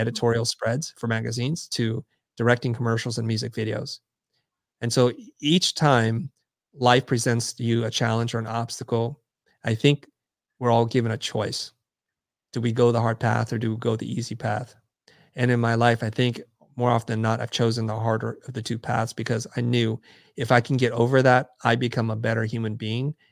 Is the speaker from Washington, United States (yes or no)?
no; San Jose, California, United States; moved away as an adult; also born or lived in Saigon, Vietnam / Kansas City, Missouri; now in Los Angeles, United States; I pretty much grew up in San Jose up until I went off to college